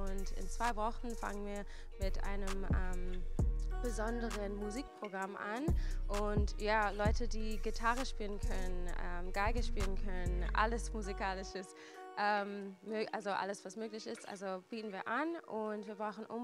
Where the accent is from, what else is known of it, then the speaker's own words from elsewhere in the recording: United States; now in Germany; Ich bin ursprünglich aus den USA. Ich bin erst seit eineinhalb Jahren da, genau, also in Deutschland meine ich.